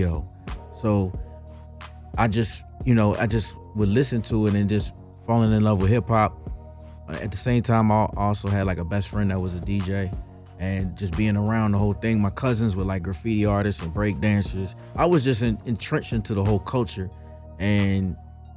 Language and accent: English; Philadelphia, Pennsylvania, United States; moved away as an adult; also born or lived in Atlanta; being from Philadelphia, born and raised in Philadelphia, I moved down to Atlanta when I went to college at Clark Atlanta